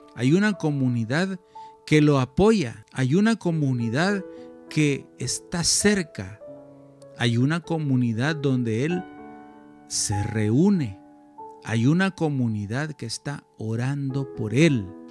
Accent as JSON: {"language": "Spanish", "country": "El Salvador", "said": "mi país, El Salvador"}